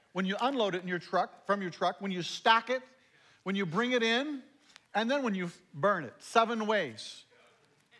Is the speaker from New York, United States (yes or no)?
no; Ephrata, Washington, United States; also born or lived in Shelton, Washington; I grew up in Ephrata